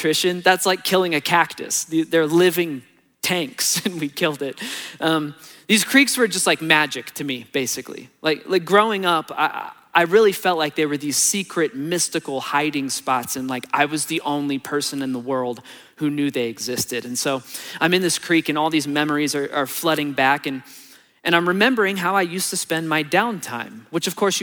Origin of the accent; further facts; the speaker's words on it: Texas, United States; moved away; on my last day in Texas, before my flight, I spent a few hours driving around my hometown and like going to see the old houses that I grew up